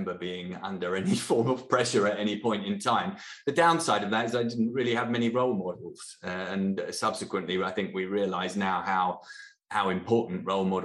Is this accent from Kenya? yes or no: no; Norfolk, East of England, United Kingdom; I grew up in Norfolk in England, in a very small village, in a very rural community.